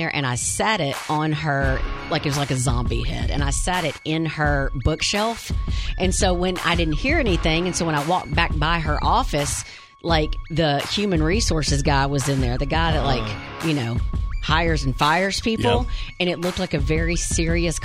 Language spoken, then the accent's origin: English; Wynne, Arkansas, United States; moved away; it's my hometown.